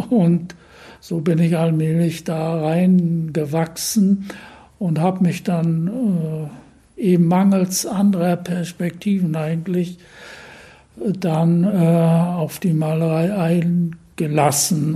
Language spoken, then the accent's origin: German; Usedom, Mecklenburg-Vorpommern, Germany; also born or lived in Berlin; Dann sind wir durch äh, zu Beginn des Krieges aus Berlin quasi geflüchtet an die Ostsee äh, auf die Insel Usedom